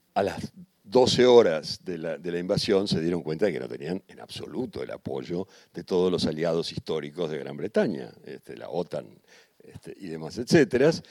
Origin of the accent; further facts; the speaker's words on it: Argentina; vengo de la Argentina